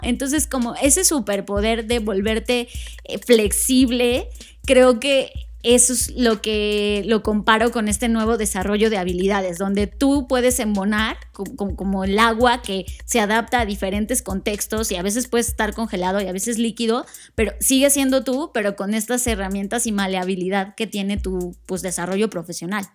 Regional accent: Mexico; Como mexicanos

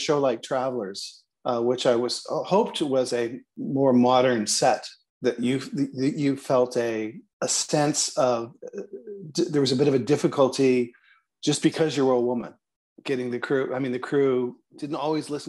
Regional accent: Toronto, Ontario, Canada

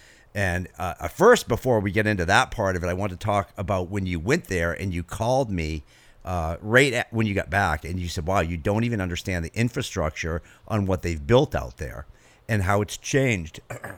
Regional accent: New England, United States; I grew up building houses in New England.

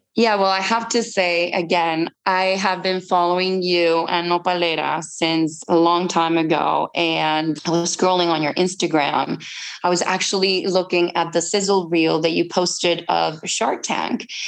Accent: Mexico; now in Yucatan, Mexico; I'm Mexican myself, and I live in Yucatan.

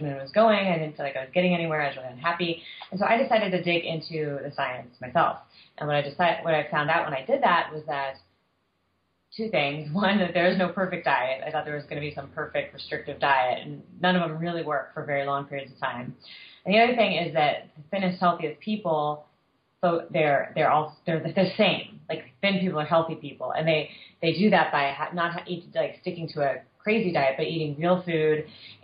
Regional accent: Southern California, United States; I was a kid, and I was growing up in Southern California.

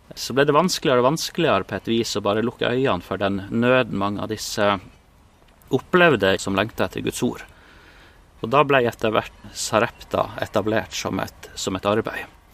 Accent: Målselv, Troms, Norway; moved away as an adult; also born or lived in Bolivia / Spain; jeg har vokst opp i Troms, eh, oppe i Målselv

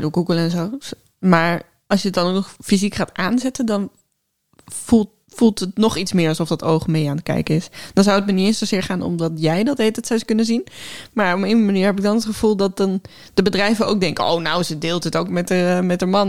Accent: Netherlands; we als Nederlanders

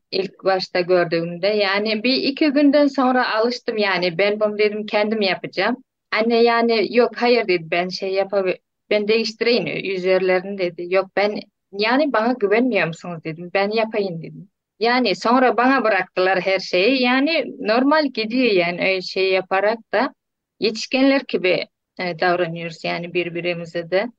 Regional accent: Turkmenistan; moved away as an adult; now in Turkey; Türkmenistan'dalar çocuklarım.

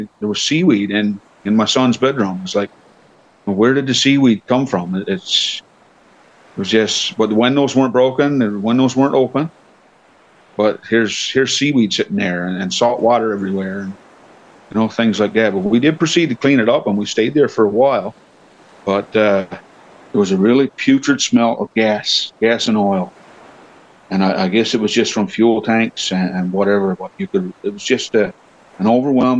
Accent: Channel-Port aux Basques, Newfoundland and Labrador, Canada; I'm born and raised in Port of Basque.

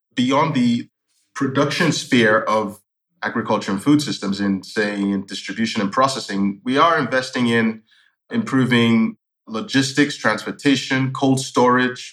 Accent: Lagos, Nigeria; moved away as an adult; also born or lived in Newcastle, United Kingdom / London, United Kingdom; I lived in Lagos. I grew up in Lagos, uh, Nigeria.

